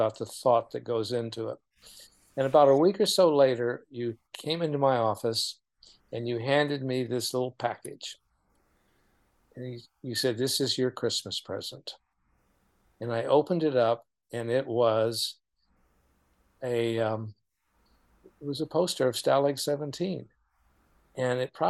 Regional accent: Oklahoma City, Oklahoma, United States; I grew up in Oklahoma City

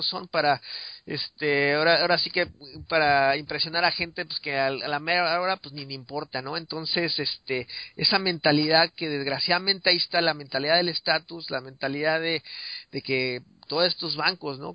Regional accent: Mexico City, Mexico; yo me acuerdo creciendo en, en, México en la Ciudad de México

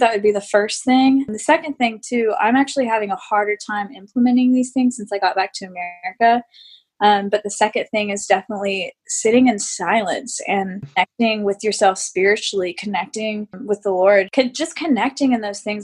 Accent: United States; I'm American

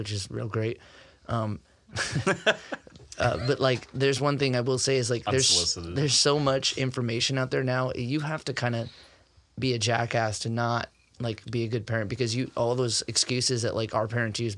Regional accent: Fresno, California, United States; moved away as an adult; also born or lived in Iowa; now in Canby, United States; I grew up in Fresno, California.

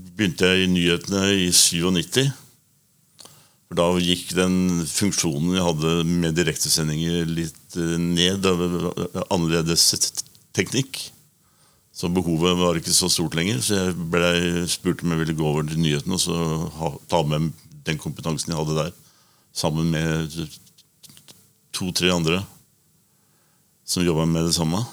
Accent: Oslo, Norway; en Oslo-gutt

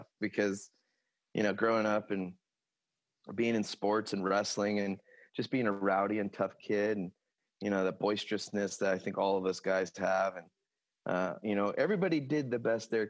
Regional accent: Lemoore, California, United States; also born or lived in Stockton, California / Tracy, California / Manteca, California / Copperopolis, California; ended up living in Lemoore pretty much from third grade to graduation and then enlisting in the Navy there. So I say I'm from Lemoore, California, which is Central Valley

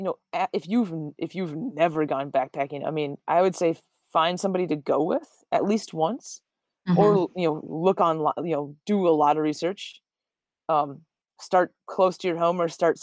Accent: northern Minnesota, United States; I grew up in the snow. I'm born and raised in Minnesota, especially northern Minnesota

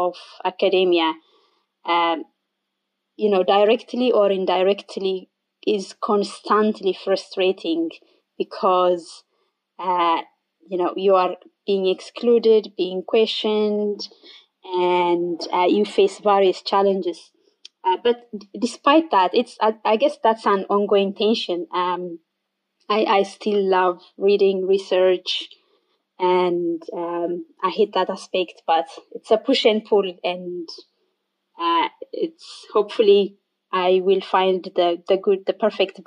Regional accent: Ethiopia; moved away as an adult; now in Ireland; I am from Ethiopia originally

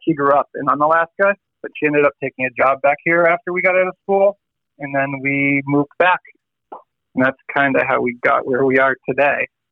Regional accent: Massachusetts, United States; now in Dutch Harbor, United States; I grew up in Massachusetts

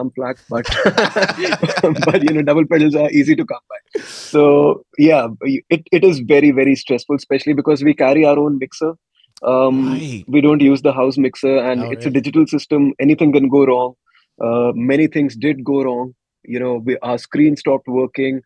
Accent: India; we're Indian

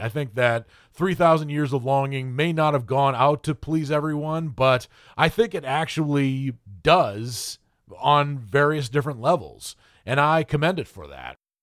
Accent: New England, United States; moved away as an adult; now in Nashville, United States; I was born and raised in New England, and I lived there, um, throughout most of my life, with the exception of when I moved here to Nashville, Tennessee, when I was a mere thirty-six years of age

